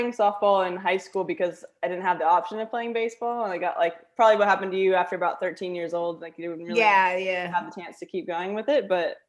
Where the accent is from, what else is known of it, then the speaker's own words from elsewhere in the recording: Florida, United States; also born or lived in Minnesota; now in Australia; I was born in Minnesota, very quickly moved to Florida when I was about five. So pretty much I'm Floridian, I guess.